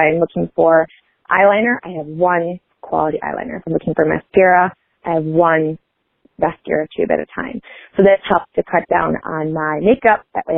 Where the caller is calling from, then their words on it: Michigan, United States; I'm calling from Michigan